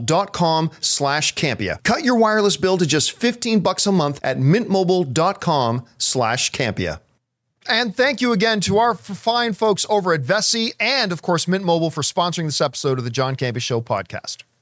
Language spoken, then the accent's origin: English; Canada; a Canadian who walked around in a lot of snow